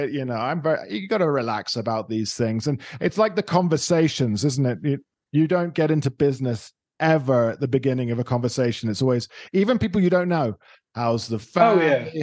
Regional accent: United Kingdom; now in Colombia; I am a Brit.

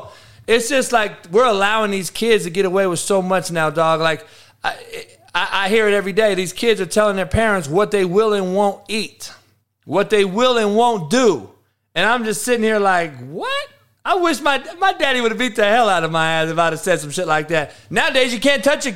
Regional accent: Compton, California, United States; I'm from Compton, only white boy

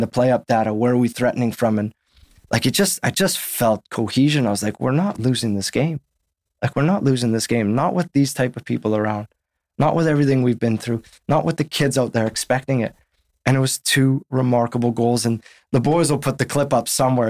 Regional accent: Winnipeg, Manitoba, Canada; moved away as an adult; also born or lived in Saskatchewan; now in London, United Kingdom; I grew up in Winnipeg where six months of the year, you're in the winter

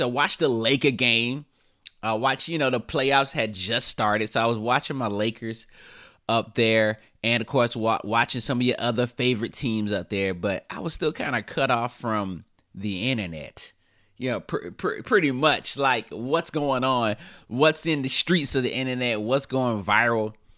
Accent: High Point, North Carolina, United States; moved away as an adult; now in Los Angeles, United States; I'm from High Point. I'm from High Point, North Carolina

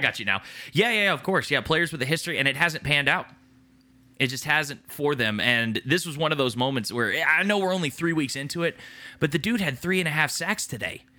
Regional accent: Dallas, Texas, United States; born and raised in Dallas, the, the Dallas Fort Worth area

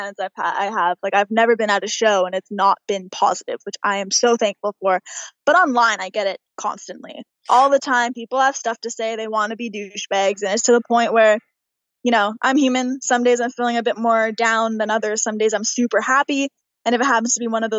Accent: Pickering, Ontario, Canada; I'm this girl from Pickering, Ontario

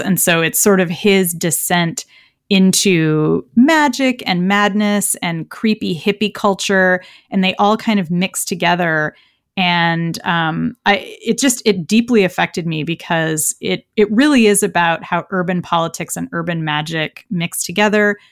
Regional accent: San Francisco, California, United States; my hometown of San Francisco

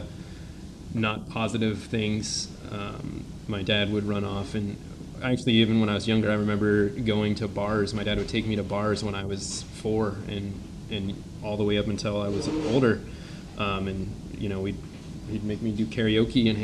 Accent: St. Maries, Idaho, United States; also born or lived in Lotus, California / Auburn, California; I grew up in a small town in Gold Country called Lotus. I was born in Auburn, California, and when I was in the third grade, my family moved us to St. Mary's, Idaho, which is an even smaller town in the panhandle of Idaho

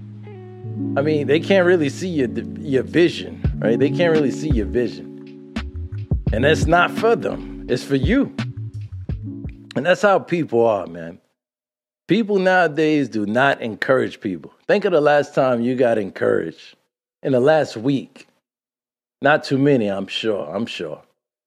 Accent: New York City, New York, United States; growing up in Brooklyn, growing up in Brooklyn

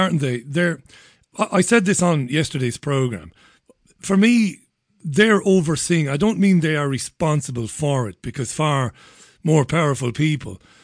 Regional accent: Ireland; moved away; growing up in Ireland

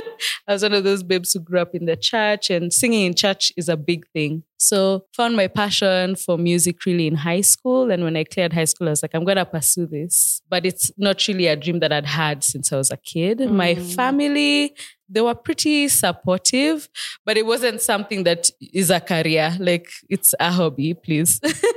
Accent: Nairobi, Kenya; I was born and raised in Nairobi, Kenya. Mini Manziwa, Nairobi.

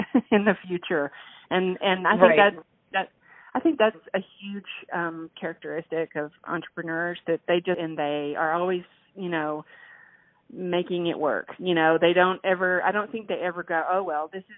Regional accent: West Texas, United States; born or raised there; moved away as an adult; also born or lived in New Mexico / Abilene, Texas; now in Austin, United States

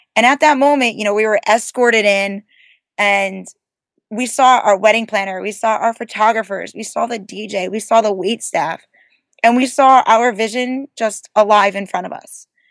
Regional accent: New Jersey, United States; we're from New Jersey

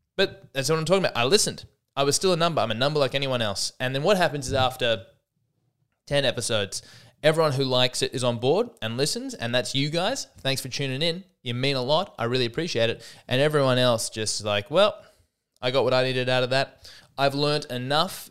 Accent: Australia; I'm an Aussie deep down at heart

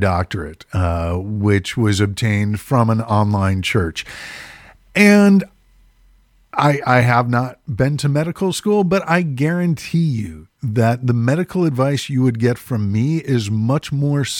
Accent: Midwest, United States; growing up in the Midwest

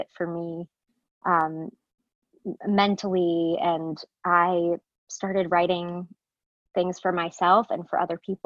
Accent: New York City, New York, United States; I grew up in Staten Island

